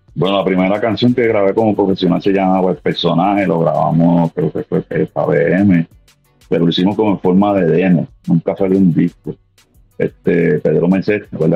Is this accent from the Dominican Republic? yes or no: no; Puerto Rico; moved away as an adult; now in Philadelphia, United States; yo soy este puertorriqueño nacido este, original de Cagua, Cagua, Puerto Rico, me crié en Calle, soy de Calle